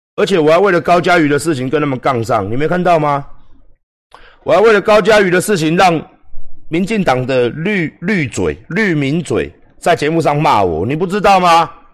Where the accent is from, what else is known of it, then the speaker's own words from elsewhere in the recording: Taiwan; 我是台湾人